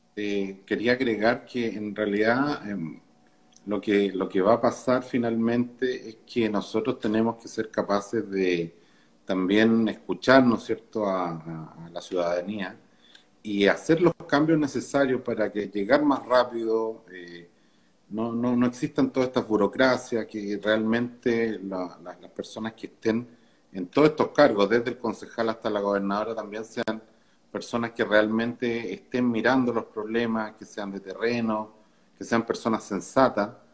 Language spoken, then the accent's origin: Spanish; Santiago, Santiago Metropolitan Region, Chile; yo, personalmente nací y crecí en Santiago